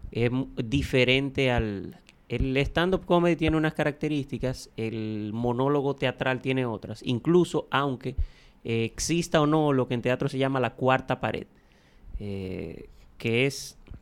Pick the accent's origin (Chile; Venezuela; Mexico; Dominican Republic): Dominican Republic; Dajabón; moved away as an adult; now in Santo Domingo, Dominican Republic; Soy de Dajabón, estudié filosofía y por eso me dedico a la comedia